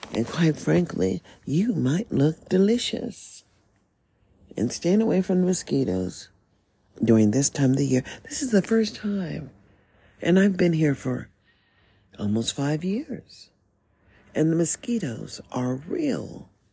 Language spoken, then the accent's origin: English; United States; as an American